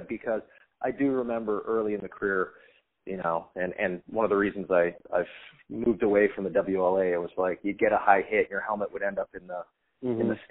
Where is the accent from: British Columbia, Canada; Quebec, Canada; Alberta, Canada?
British Columbia, Canada; Surrey; moved away; Anytime you get to come home, you get to have a couple of my old Surrey Stickman buddies